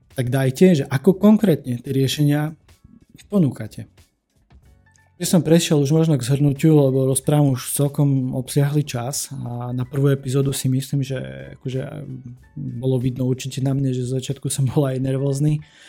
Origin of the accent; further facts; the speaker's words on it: eastern Slovakia, Slovakia; u nás na východe